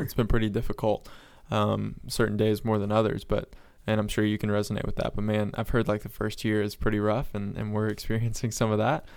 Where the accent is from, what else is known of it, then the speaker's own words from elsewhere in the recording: North Florida, United States; also born or lived in Sunrise, Florida; we moved from South Florida up to North Florida. So my parents, uh, owned a farm